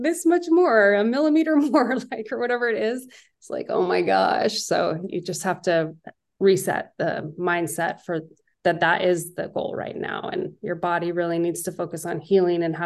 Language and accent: English; Northern California, United States; I'm from Northern California